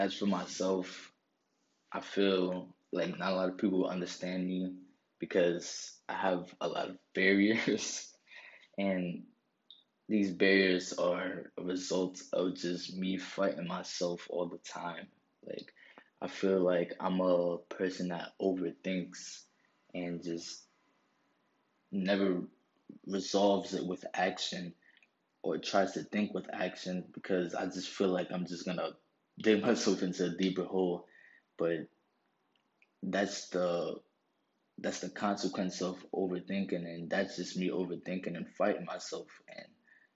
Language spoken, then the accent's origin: English; New York City, New York, United States; I'm a kid from New York. I grew up in the Bronx